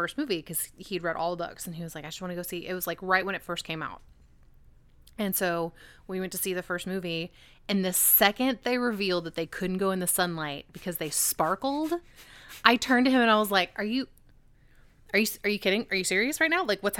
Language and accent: English; Dallas, Texas, United States; I grew up in Oak Cliff